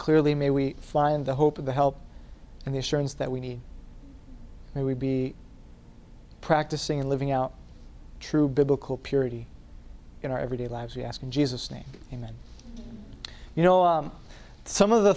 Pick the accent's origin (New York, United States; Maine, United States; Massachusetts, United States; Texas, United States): Maine, United States; I'm from Maine, and you can drink water anywhere in the state